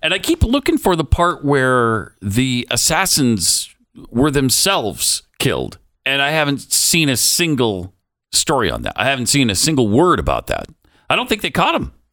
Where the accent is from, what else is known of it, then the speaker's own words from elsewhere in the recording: United States; I'm American